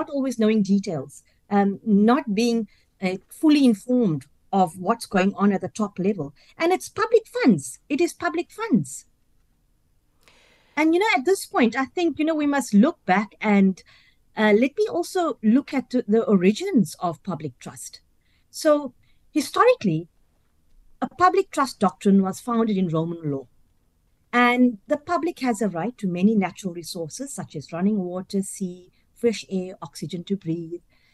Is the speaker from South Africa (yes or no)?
yes; South Africa; I'm of Indian South African origin